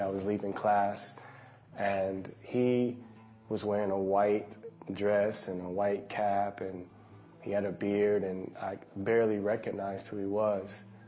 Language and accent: English; United States; now in Qatar; I'm from America